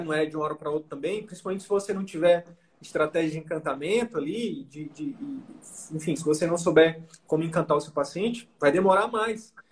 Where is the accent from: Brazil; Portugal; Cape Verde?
Brazil; Picos, Piauí; moved away; eu sou lá de Picos, nome da minha cidade. Na verdade, eu sou da comunidade rural de Picos, que é uma cidade do interior do Piauí